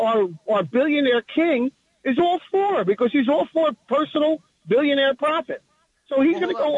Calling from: New Jersey, United States; Call from New Jersey.

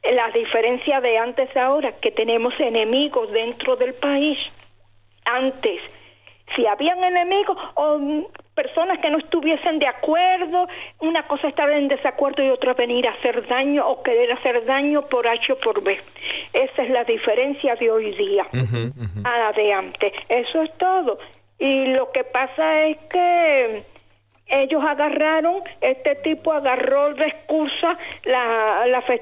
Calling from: Los Angeles, California, United States; Desde Los Ángeles, niño.

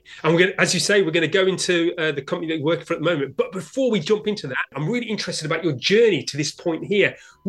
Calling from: London, United Kingdom; IT Labs Chief Talking Officer, and I'm speaking from London, UK.

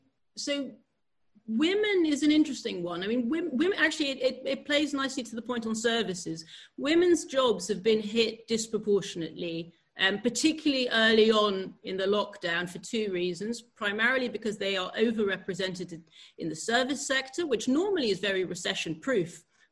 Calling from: Netherlands; I'm calling you from the Netherlands

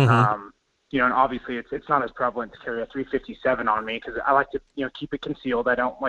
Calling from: Wasilla, Alaska, United States; Good morning. It's … from Wasilla.

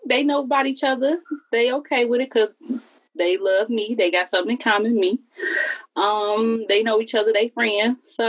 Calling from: United States; I'm calling from Livingston County.

